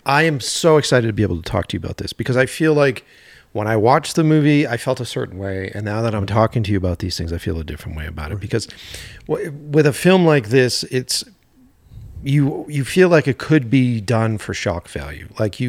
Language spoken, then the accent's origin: English; East Coast, United States; I'm from the East Coast.